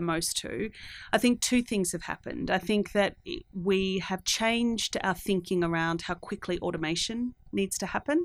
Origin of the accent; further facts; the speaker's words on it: Australia; moved away as an adult; also born or lived in Singapore; I'm from Australia.